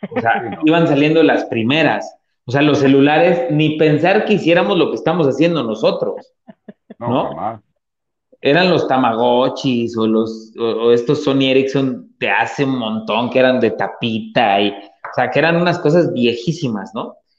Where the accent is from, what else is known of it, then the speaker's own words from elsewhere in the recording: Atlixco, Puebla, Mexico; yo soy de Puebla, soy de un, poblado que se llama Atlisco, y este, donde yo crecí, donde yo, yo viví gran parte de mi infancia